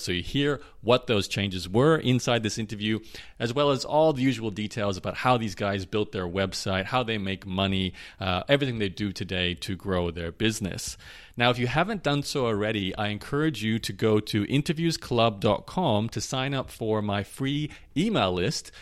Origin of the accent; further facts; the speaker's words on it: Australia; I grew up in Australia so my uh, my football is rugby league or Australian rules